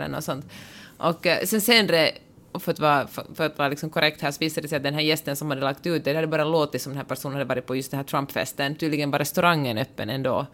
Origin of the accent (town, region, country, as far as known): Finland